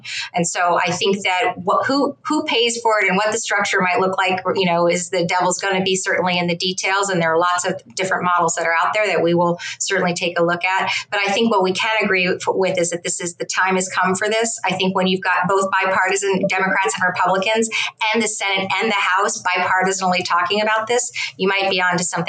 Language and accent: English; Philadelphia area, Pennsylvania, United States; I'm from Pennsylvania in Philadelphia area